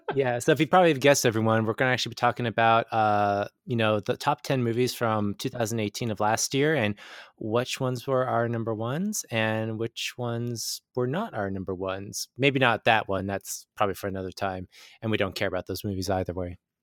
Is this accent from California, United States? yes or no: yes; San Diego, California, United States; I'm from San Diego, so we rarely get any rain at all